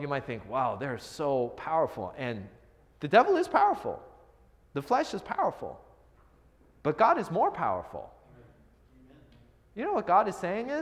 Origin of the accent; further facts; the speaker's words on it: Seattle, Washington, United States; I'm from the Seattle area